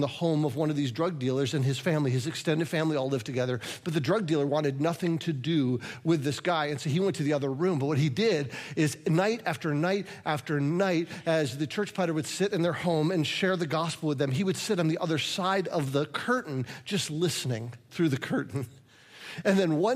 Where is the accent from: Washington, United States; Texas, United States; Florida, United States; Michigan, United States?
Michigan, United States; Lansing; I'm from Lansing